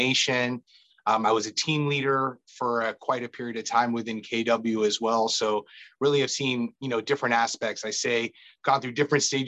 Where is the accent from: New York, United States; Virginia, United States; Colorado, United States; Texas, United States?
Virginia, United States; Annandale; I'm a local kid. I grew up in Annandale, Virginia